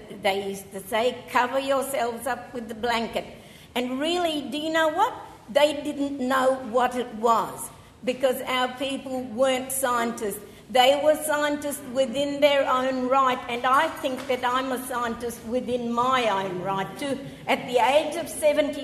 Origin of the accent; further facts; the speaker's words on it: Flinders Ranges, South Australia, Australia; And I come from the Flinders Ranges.